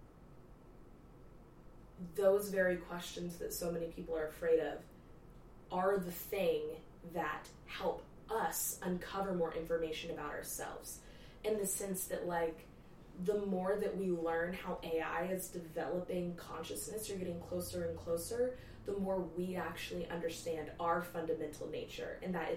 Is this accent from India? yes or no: no; the Bible Belt, Texas, United States; we're in Texas growing up in the Bible Belt